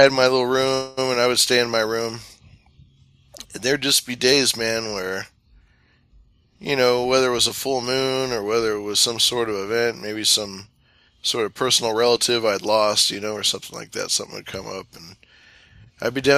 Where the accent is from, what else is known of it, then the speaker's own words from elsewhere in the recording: Sacramento River Delta region, California, United States; I grew up in the Sacramento River Delta region